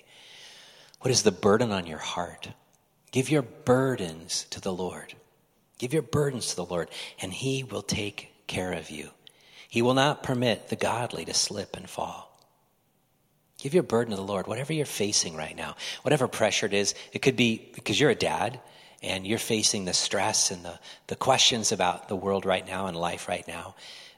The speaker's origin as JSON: {"language": "English", "region": "Midwest", "country": "United States", "tie": "born or raised there", "moved": "yes", "lives_now": "Oregon, United States", "said": "I was from the Midwest in my early days"}